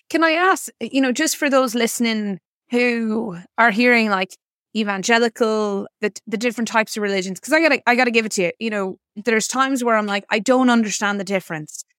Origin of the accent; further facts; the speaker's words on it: South Mayo, Connacht, Ireland; also born or lived in Boston, Massachusetts; I was born in Boston, Massachusetts, and moved to Ireland when I was, uh, seven to the small community